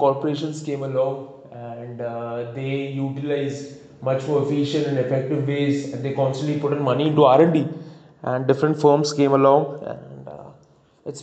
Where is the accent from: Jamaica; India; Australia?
India; as an Indian